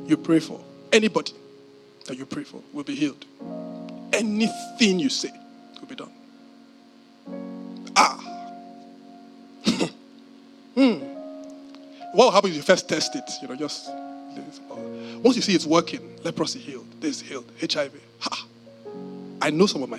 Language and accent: English; Nigeria; as a Nigerian